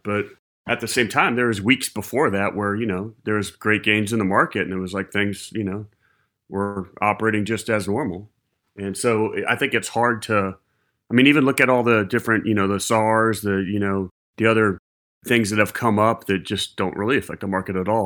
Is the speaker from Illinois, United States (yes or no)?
no; Ohio, United States; moved away; also born or lived in Charleston; growing up in Ohio